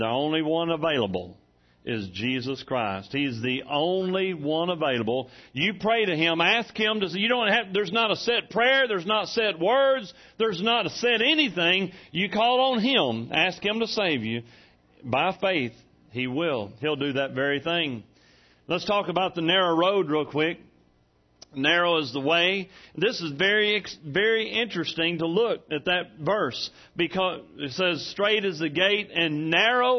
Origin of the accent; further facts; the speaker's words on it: Hamburg, Arkansas, United States; I'm from Hamburg.